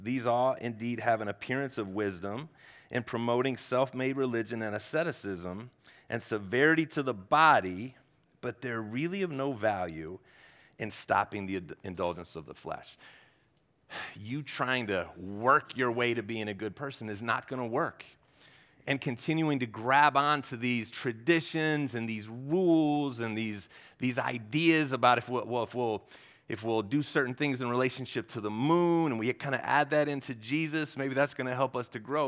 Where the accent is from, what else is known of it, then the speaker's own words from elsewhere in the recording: Ohio, United States; I'm from Ohio. Yeah, we don't do altitude in Ohio.